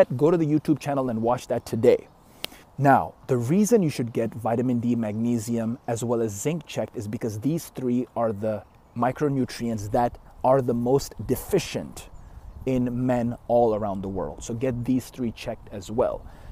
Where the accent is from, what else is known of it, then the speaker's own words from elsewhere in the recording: Canada; I'm Canadian